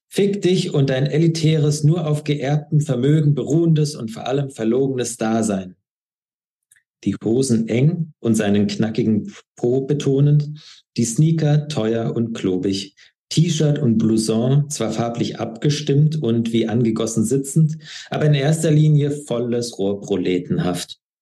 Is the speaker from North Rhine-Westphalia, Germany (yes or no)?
no; Schwäbisch Hall, Baden-Württemberg, Germany; moved away as an adult; also born or lived in Trier / Atlanta / St. Paul; now in Berlin, Germany; komme genauer gesagt aus Schwäbisch Hall, bin dort geboren und aufgewachsen